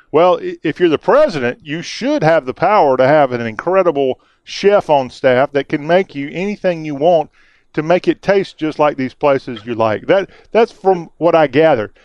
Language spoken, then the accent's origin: English; South Carolina, United States; a guy who grew up on the East Coast in the Carolinas